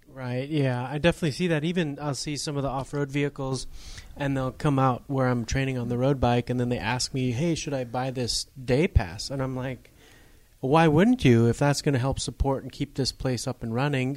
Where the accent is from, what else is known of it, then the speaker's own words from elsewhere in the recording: Upper Michigan, United States; I grew up in Upper Michigan